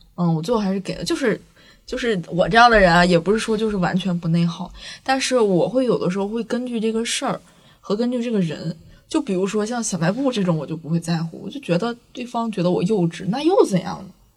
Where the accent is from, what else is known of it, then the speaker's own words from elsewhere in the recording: Northeast China, China; 在座是不是只有我一个东北人